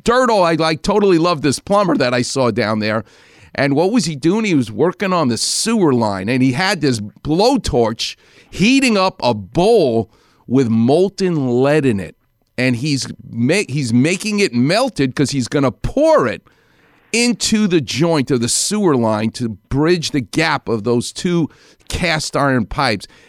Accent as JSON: {"language": "English", "town": "New York City", "region": "New York", "country": "United States", "accent": "Far Rockaway", "moved": "yes", "lives_now": "Los Angeles, United States", "said": "my Far Rockaway accent"}